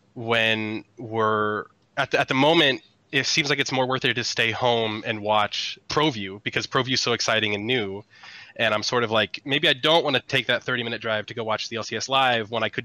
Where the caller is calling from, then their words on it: Rancho Cucamonga, California, United States; Rancho Cucamonga, California.